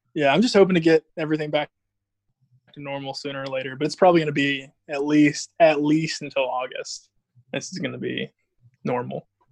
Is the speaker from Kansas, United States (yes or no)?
no; Georgia, United States; I'm in Georgia, in my hometown.